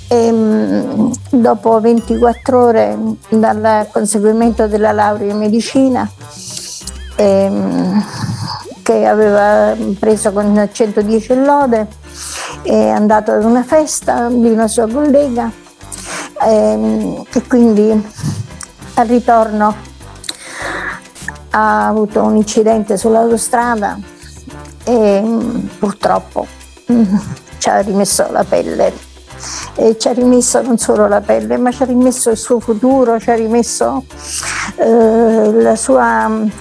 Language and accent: Italian; Naples, Campania, Italy; moved away as an adult; now in Messina, Italy; No, io sono napoletana, di origini siciliane da parte di, di padre, eh, però diciamo sono, ormai sono 39 anni che sono qua da quando mi sono sposata nell'81.